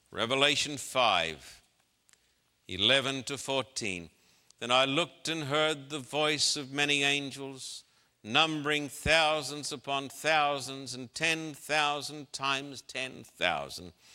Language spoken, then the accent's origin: English; Brisbane, Queensland, Australia; my hometown in Brisbane, Queensland, Australia